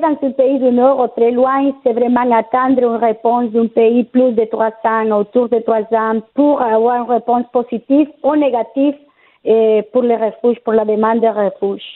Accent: Colombia; moved away as an adult; now in Quebec City, Canada; Je suis arrivée il y a 10 ans à Québec. Je viens de la Colombie.

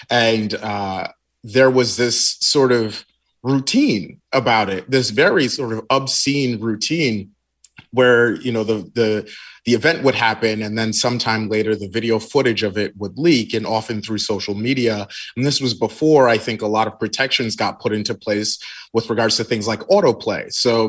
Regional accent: Nigeria; I'm just Nigerian. That's really what it boils down to.

